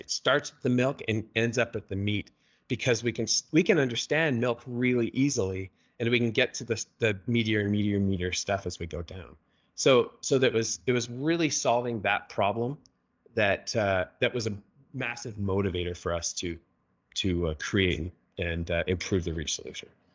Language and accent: English; Canada; moved away as an adult; now in Utah, United States; I was born and raised in Canada